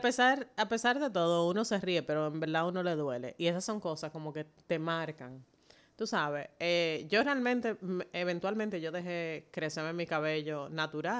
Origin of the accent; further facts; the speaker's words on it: Dominican Republic; como dominicana negra nacida aquí